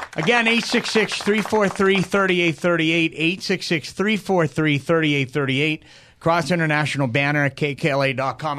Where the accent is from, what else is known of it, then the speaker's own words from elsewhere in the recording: Milford, New Hampshire, United States; moved away; a kid growing up in New Hampshire